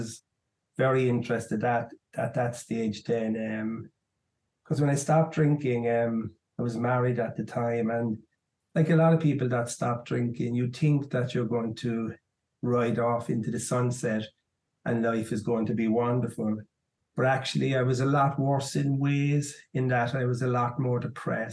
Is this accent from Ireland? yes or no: yes; Ireland; I'm from Ireland, and I joined the army quite young, at 17